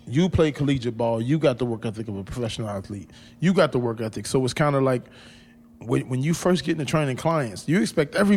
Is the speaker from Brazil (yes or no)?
no; Sunderland, North East England, United Kingdom; now in Los Angeles, United States; One thing I was shocked at when I come to LA from Sunderland